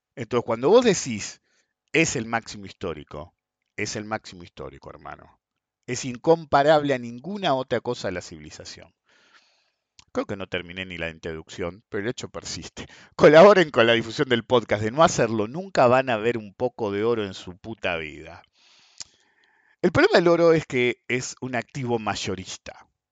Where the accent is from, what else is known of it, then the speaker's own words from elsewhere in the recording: Argentina; somos argentinos